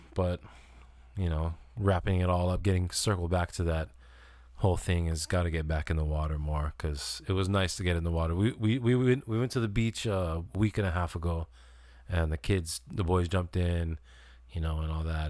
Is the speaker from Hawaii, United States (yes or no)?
yes; Kailua, Hawaii, United States; also born or lived in US mainland; I grew up in Kailua, you know, I was born on the mainland 'cause my dad was in the Air Force